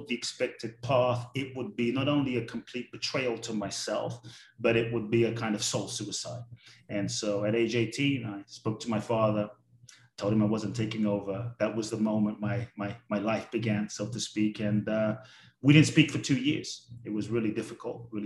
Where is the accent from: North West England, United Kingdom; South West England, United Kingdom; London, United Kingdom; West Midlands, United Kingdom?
London, United Kingdom; also born or lived in Ghana; now in United States; I grew up in London. Now I live in the US and Mexico and kind of all over.